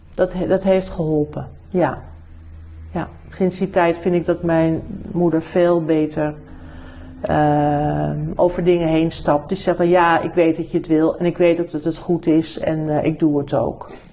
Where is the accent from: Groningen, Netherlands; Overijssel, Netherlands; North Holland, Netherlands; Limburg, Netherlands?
North Holland, Netherlands; Amsterdam; also born or lived in New Zealand; Dus wij zijn echt Amsterdammers. We zijn vanaf eh, hè, al die, dat we in Nederland kwamen, heb ik gewoon altijd in Amsterdam gewoond.